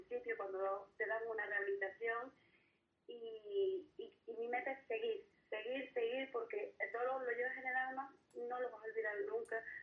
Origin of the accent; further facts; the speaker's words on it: Gáldar, Canary Islands, Spain; also born or lived in Los Giles, Las Palmas de Gran Canaria; now in Las Palmas de Gran Canaria, Spain; Soy natural de Galdas, pero vivo en el barrio de Los Giles.